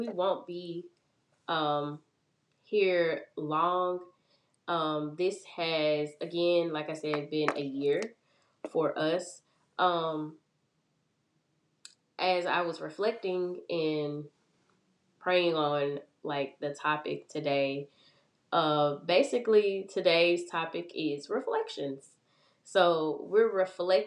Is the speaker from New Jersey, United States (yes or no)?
no; Memphis, Tennessee, United States; I'm from Memphis